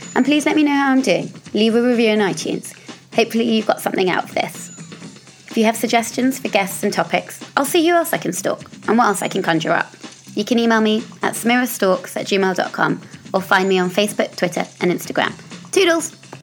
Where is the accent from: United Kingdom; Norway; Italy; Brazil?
United Kingdom; I'm British